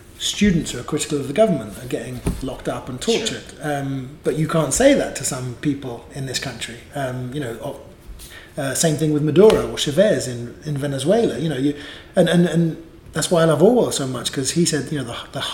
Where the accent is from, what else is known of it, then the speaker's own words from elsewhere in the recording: England, United Kingdom; being English